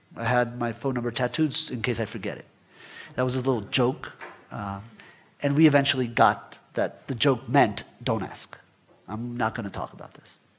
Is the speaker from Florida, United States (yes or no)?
yes; Florida, United States; also born or lived in Guatemala; I was born in Guatemala but left when I was 10 with, with my family and grew up in, in, in Florida